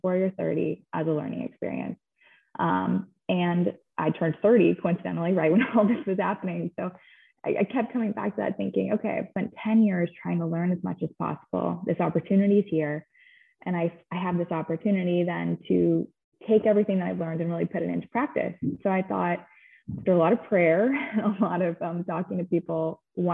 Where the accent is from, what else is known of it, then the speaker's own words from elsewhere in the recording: Dallas, Texas, United States; I am from Dallas, grew up in Dallas